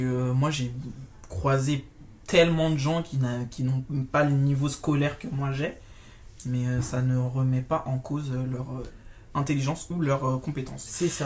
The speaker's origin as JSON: {"language": "French", "country": "Martinique", "tie": "born or raised there", "also_born_or_lived": "mainland France", "moved": "as an adult", "lives_now": "France", "said": "toute ma construction d'enfance, de, l'adolescence jusqu'à jeune adulte, ça a été fait en Martinique, même si je suis née euh, en France hexagonale"}